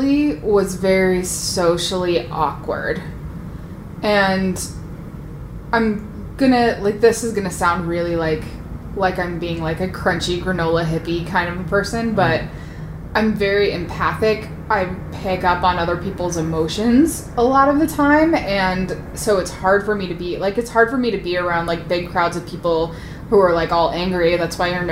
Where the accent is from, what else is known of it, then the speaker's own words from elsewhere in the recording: United States; I'm an American